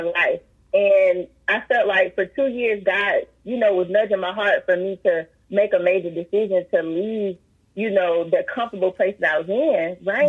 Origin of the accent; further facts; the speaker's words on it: Columbia, South Carolina, United States; I grew up in Rosewood in Columbia, South Carolina